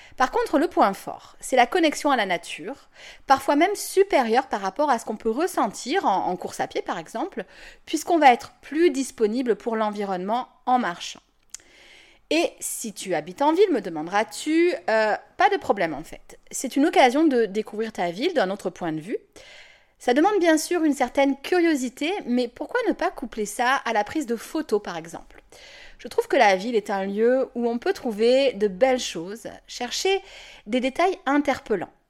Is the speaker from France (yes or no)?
yes; Toulon, Provence-Alpes-Côte d'Azur, France; moved away; je vais déménager à, Toulon. Et outre le fait de revenir dans ma région natale et de me rapprocher de ma famille